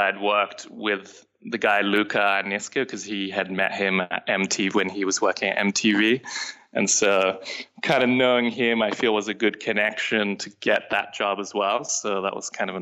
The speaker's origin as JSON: {"language": "English", "region": "London", "country": "United Kingdom", "also_born_or_lived": "Sydney, Australia", "moved": "yes", "lives_now": "Los Angeles, United States", "said": "I was originally from London, so I wanted to go back there"}